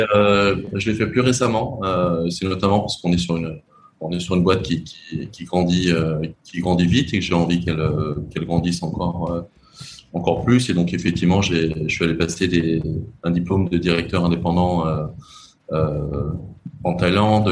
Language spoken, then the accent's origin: French; Lyon, Auvergne-Rhône-Alpes, France; accent: French; moved away as an adult; now in Cambodia; j'ai quand même plutôt grandi dans les dans les milieux très très français et même très lyonnais parce que je suis de je suis de Lyon